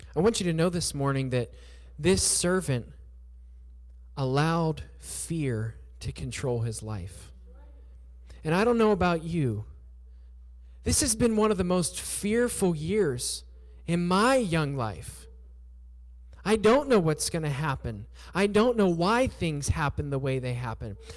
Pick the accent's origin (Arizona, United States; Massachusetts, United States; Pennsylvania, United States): Pennsylvania, United States; southwestern; moved away as an adult; also born or lived in Surabaya, Indonesia; I grew up in southwestern Pennsylvania